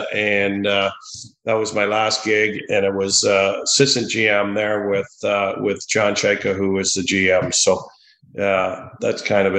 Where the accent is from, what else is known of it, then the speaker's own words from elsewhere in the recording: Sudbury, Ontario, Canada; moved away as an adult; also born or lived in Toronto; I grew up in Sudbury. We had an outdoor rink right by our house.